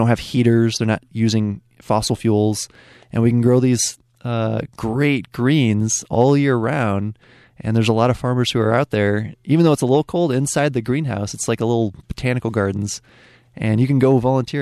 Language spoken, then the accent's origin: English; Ann Arbor, Michigan, United States; I grew up in Ann Arbor